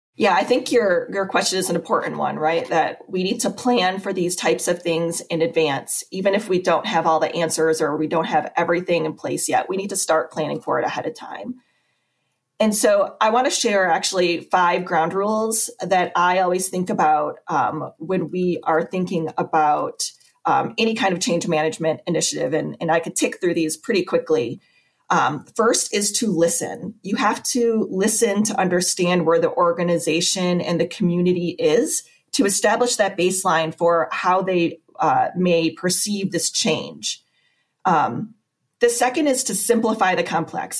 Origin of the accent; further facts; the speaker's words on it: Bay City, Michigan, United States; now in Nashville, Tennessee, United States; I actually grew up in mid Michigan.